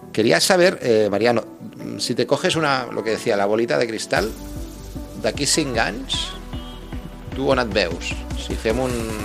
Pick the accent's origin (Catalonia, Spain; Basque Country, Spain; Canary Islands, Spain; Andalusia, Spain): Catalonia, Spain; Barcelona; now in Tarragona, Spain; yo yo de Barcelona, no soy de Tarragona